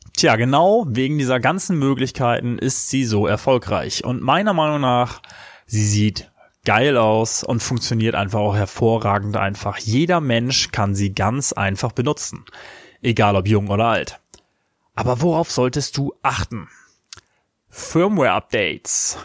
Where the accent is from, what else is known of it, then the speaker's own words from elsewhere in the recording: Germany; bei uns in Deutschland